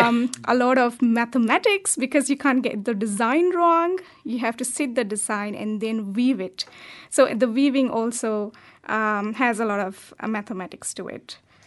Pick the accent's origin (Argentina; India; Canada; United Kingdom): India; Yeah, that's right.